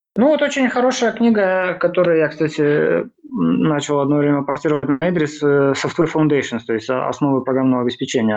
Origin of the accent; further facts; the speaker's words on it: Mogilev, Mogilev Region, Belarus; moved away as an adult; also born or lived in Minsk, Belarus; now in Vilnius, Lithuania; я родился в Беларуси, в городе Могилев, вот, учился там в разнообразных